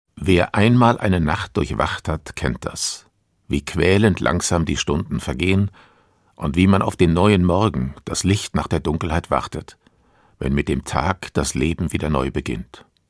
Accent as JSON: {"language": "German", "country": "Germany", "said": "bei uns in Deutschland"}